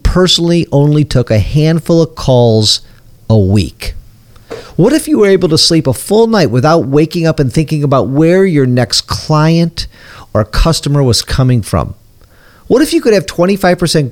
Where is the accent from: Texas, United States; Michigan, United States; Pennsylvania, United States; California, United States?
Michigan, United States; Detroit; I'm from Detroit